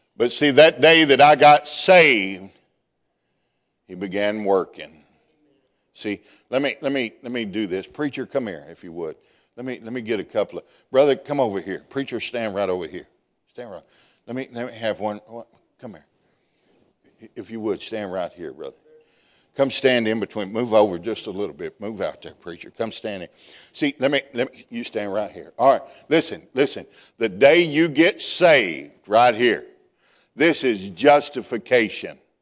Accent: Deep South, United States; I'm from the deep South

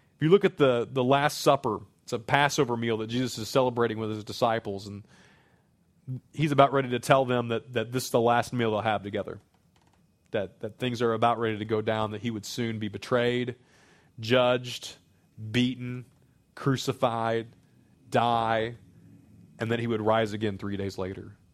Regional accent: Springfield, Missouri, United States; moved away as an adult; now in Saint Charles County, United States; I grew up in Springfield, Missouri, as city as that can be

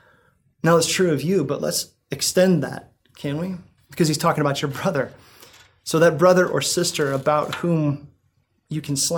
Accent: Greentown, United States; I grew up in Greentown

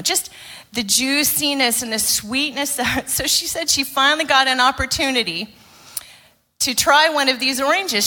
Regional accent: Arizona, United States; moved away; I grew up in Arizona, uh, in the United States

